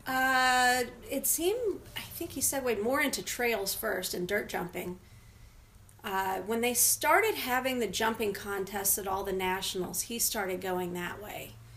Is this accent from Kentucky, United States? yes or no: yes; Louisville, Kentucky, United States; moved away as an adult; I moved from Louisville when I graduated college in 1994